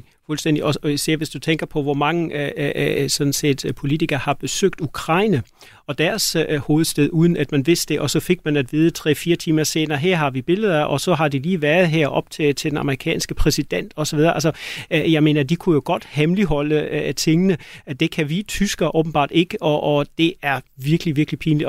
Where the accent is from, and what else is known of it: Germany; now in Denmark